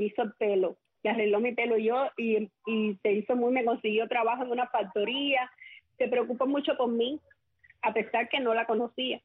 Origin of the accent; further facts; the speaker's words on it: Manacas, Villa Clara, Cuba; mi niñez en Manacas era un pueblito, es un pueblito eh, pintoresco, un pueblito